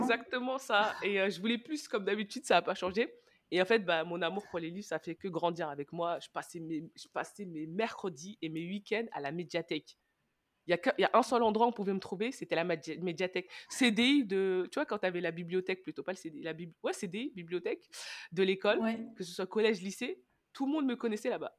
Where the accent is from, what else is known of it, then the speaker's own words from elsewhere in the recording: Senegal; je suis sénégalaise